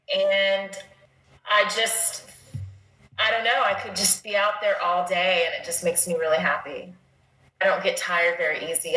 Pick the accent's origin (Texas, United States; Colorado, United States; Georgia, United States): Colorado, United States; Dolores; my hometown of Dolores, Colorado.